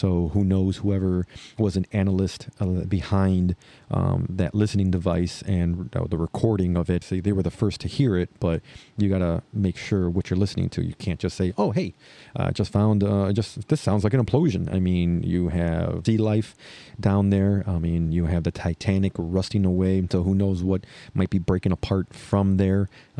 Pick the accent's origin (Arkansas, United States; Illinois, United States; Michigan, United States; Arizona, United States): Illinois, United States; Chicago; I'm a Chicagoan, so I'm very interested about Chicago.